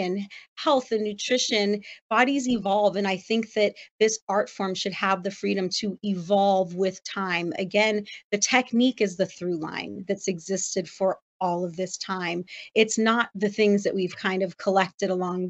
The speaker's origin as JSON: {"language": "English", "town": "Los Angeles", "region": "California", "country": "United States", "tie": "born or raised there", "moved": "yes", "said": "that's my hometown"}